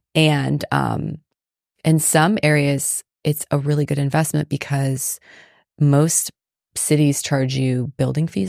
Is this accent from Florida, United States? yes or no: yes; Palm Beach County, South Florida, United States; moved away; I grew up in South Florida.